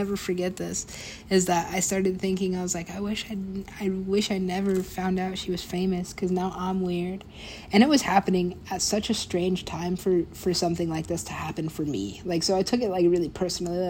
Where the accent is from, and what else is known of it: United States; also born or lived in Mexico